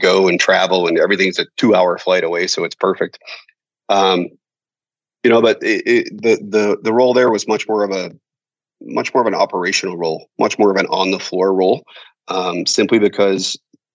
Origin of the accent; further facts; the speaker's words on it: United States; moved away as an adult; also born or lived in Macau; as an American